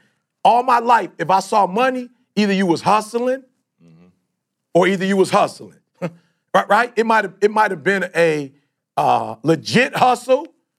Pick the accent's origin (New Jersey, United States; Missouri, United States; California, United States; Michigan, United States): Michigan, United States; Detroit; also born or lived in Chicago; I grew up in Detroit, bruh. I'm from Chicago originally, but most of my life, I grew up in Detroit